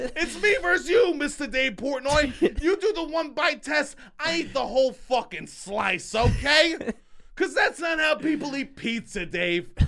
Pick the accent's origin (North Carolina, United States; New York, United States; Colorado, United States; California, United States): New York, United States; I'm from New York